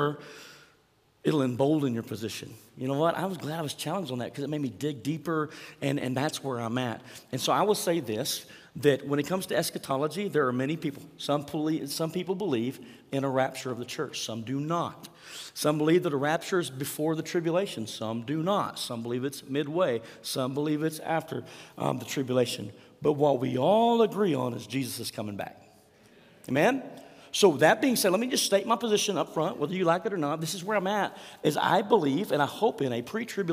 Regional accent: Mangum, Oklahoma, United States; growing up in Mangum, Oklahoma, 215 East Franklin Street, to be exact.

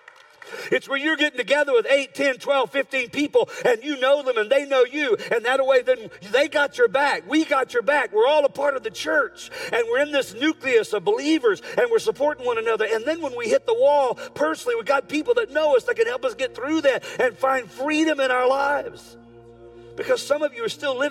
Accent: United States; I'm an American born, red-blooded right here

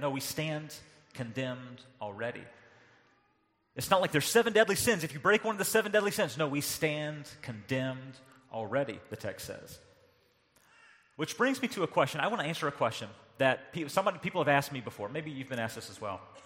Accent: North Carolina, United States; moved away; growing up in North Carolina

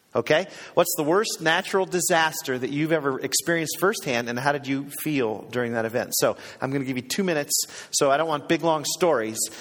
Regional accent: Cleveland, Ohio, United States; I grew up in Cleveland, Ohio, and uh, as a kid in Cleveland

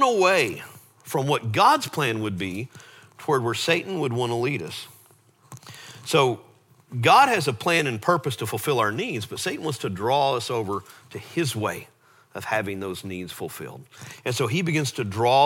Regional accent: Lake Travis, Texas, United States; we grew up on Lake Travis

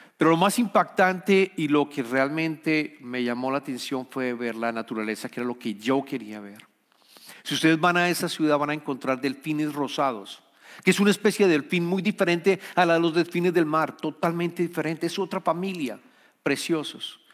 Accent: Colombia; soy colombiano

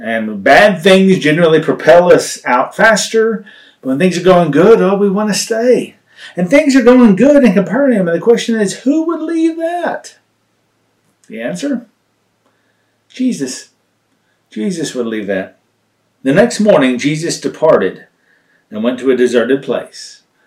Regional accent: Texas, United States; moved away; I was raised in Texas

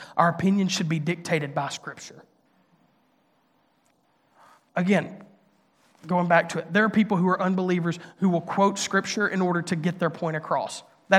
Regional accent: Mississippi, United States; now in Nashville, United States; I grew up in Northeast Mississippi in a public school. I went to a community college, got to stay at my home church because

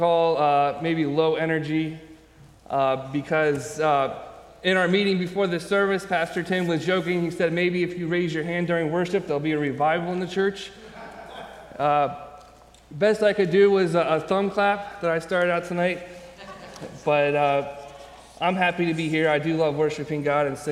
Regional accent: Maryland, United States; I grew up in Maryland.

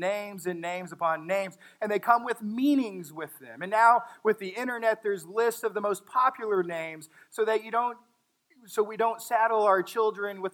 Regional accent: Texas, United States; I'm from Texas

